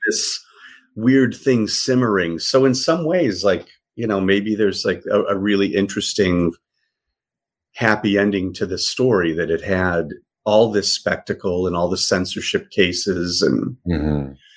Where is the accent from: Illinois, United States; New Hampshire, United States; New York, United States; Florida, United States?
Illinois, United States; Chicago; moved away as an adult; also born or lived in Michigan; now in Los Angeles, United States; I was born and raised uh, on the south side of Chicago